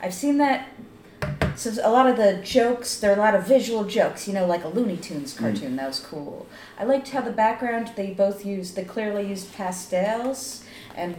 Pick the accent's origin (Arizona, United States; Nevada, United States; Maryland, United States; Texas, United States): Maryland, United States; I grew up in Maryland, outside of D.C.